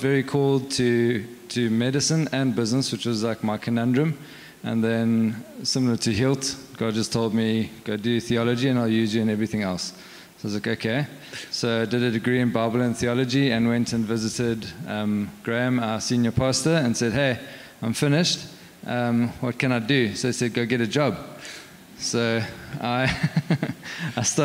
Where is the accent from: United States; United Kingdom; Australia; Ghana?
United Kingdom; England; moved away; also born or lived in Cape Town; I am English